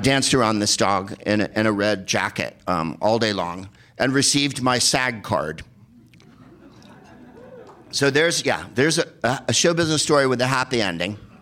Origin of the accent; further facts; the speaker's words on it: San Carlos, California, United States; I'm from San Carlos, California, the whitest place on the face of the earth